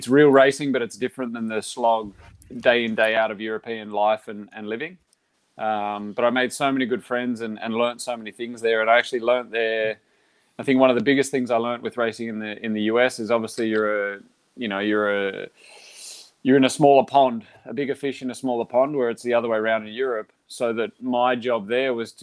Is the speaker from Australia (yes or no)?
yes; Australia; moved away as an adult; now in Girona, Spain; I'm from Australia.